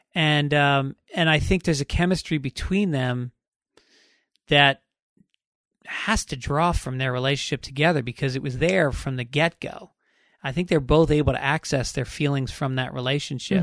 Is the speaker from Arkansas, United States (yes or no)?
no; New York, United States; moved away; also born or lived in Boston; Even though I'm from New York, I went to college in Boston